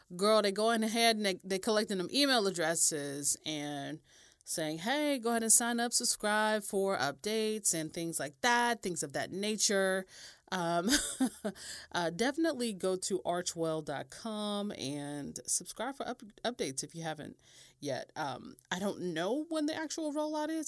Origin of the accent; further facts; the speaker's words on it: United States; I'm American